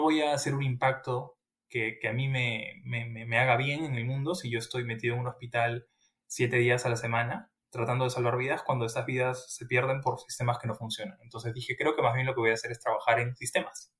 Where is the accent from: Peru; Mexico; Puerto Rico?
Peru; moved away as an adult; now in London, United Kingdom; yo salí de, de Perú siendo un investigador intermedio